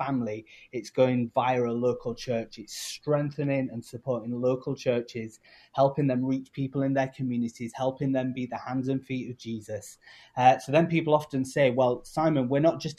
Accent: United Kingdom; accent: English; now in Chicago, United States; I've come from the UK originally, you can tell by my accent

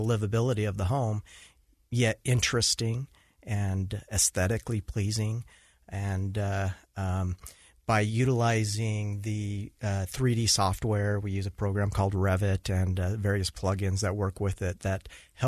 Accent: Utah, United States; also born or lived in Washington; I was born in Washington, but grew up here in Utah

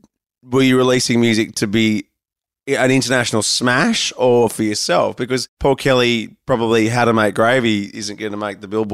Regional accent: Australia; As nomadic as I am, I'm Australian.

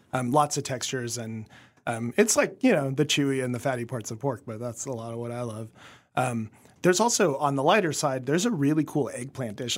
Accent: Kansas, United States; growing up in Kansas as a kid

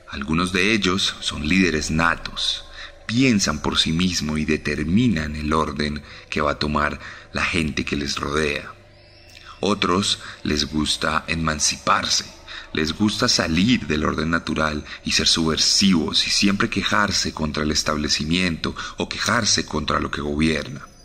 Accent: Colombia

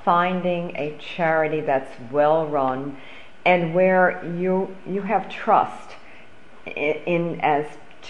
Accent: Long Island, New York, United States; I grew up on Long Island.

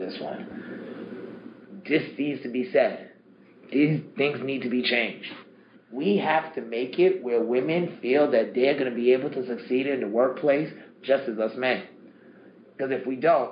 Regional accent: New York City, New York, United States; I grew up in Queens

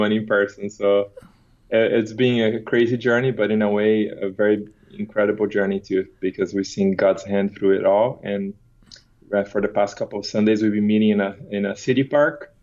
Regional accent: Brazil; moved away as an adult; also born or lived in Turkey / Paraguay; now in Phoenix, United States; So I was born and raised in Brazil, and I left Brazil when I was 18

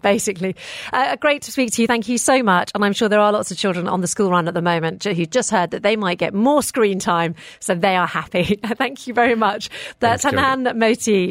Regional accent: England, United Kingdom; moved away as an adult; now in United Arab Emirates; I grew up in England

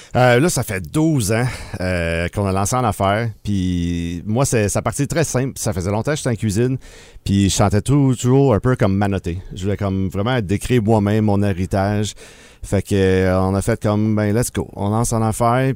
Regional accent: Bromont, Quebec, Canada; also born or lived in Sherbrooke; now in Granby, Canada; j'étais natif de Bromont

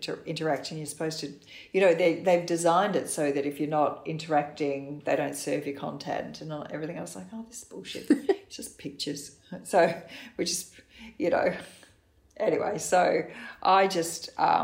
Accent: Australia; we're Australian

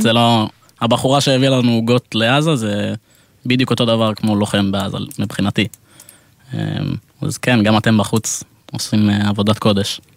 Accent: Israel; also born or lived in England (family origin) / Gush Etzion; now in Tel Aviv, Israel; אנחנו מאנגליה במקור, אני נולדתי פה, הם גרים בגוש עציון

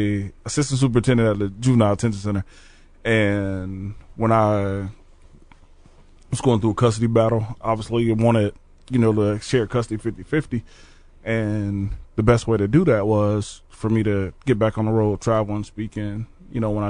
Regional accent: Orange Park, Florida, United States; also born or lived in Jacksonville, Florida; now in Peoria, United States; I'm originally from Orange Park, Florida, which is right next to Jacksonville. Spent the time in both areas. Okay. So I grew up in a neighborhood called Florida Circle.

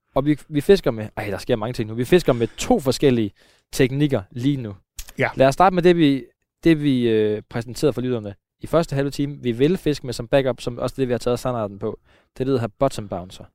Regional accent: Søhøjlandet, Central Denmark Region, Denmark; omkring, hvor jeg er vokset op. Øh, vi er i Søhøjlandet et sted på en af de tusind søer, der er herude

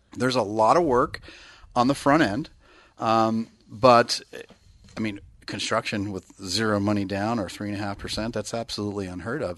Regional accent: Bay Area, California, United States; now in Northern California, United States; I'm from the Bay Area

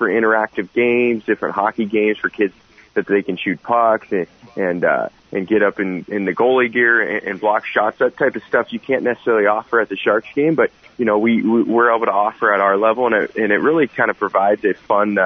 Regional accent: Santa Cruz, California, United States; from Santa Cruz, so kind of a unique situation, not necessarily a hockey hotbed

